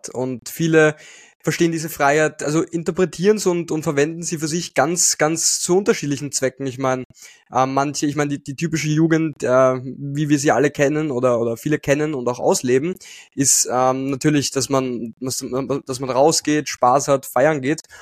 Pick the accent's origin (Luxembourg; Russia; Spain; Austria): Austria; also ich bin aus Österreich